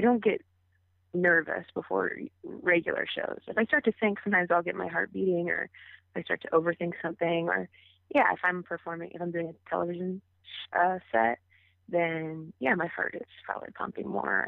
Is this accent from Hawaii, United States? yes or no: no; Southwest Ohio, United States; moved away as an adult; now in Los Angeles, United States; I grew up in Southwest Ohio and stuck around there to also uh, go to college there